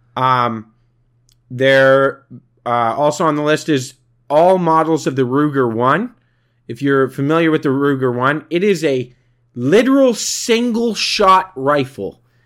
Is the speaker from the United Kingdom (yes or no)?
no; Canada; We are Canadian